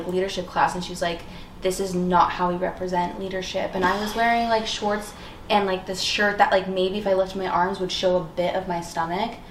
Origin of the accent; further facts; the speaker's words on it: Arkansas, United States; I grew up in Arkansas and raised Catholic